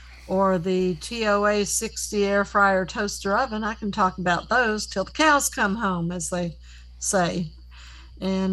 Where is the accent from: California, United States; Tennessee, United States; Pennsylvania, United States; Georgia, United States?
Tennessee, United States; also born or lived in Rhode Island; We went to the school for the blind starting when we were 9 years old